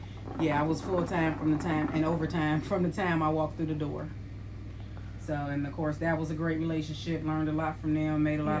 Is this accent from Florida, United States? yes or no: no; Detroit, Michigan, United States; we're from Detroit.